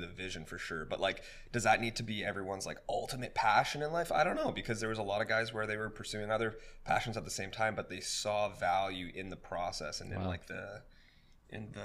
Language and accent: English; Vancouver, British Columbia, Canada; we grew up in the Vancouver dance community